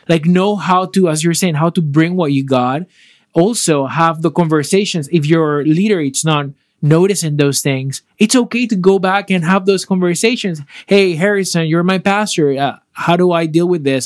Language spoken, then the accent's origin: English; Panama; moved away; I am from Panama